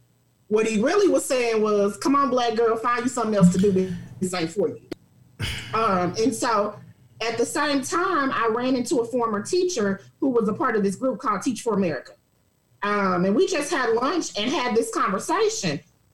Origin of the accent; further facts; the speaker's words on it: St. Louis, Missouri, United States; also born or lived in Dallas, Texas; So I actually grew up, I was born in St. Louis. We did a lot of back and forth moving between St. Louis and Dallas as I was coming up.